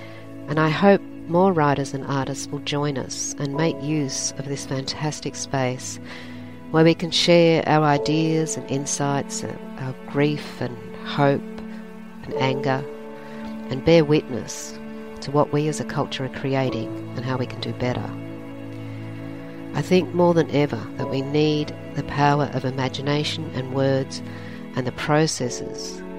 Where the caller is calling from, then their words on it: New South Wales, Australia; I'm speaking from Darkin Young Land on the central coast of New South Wales.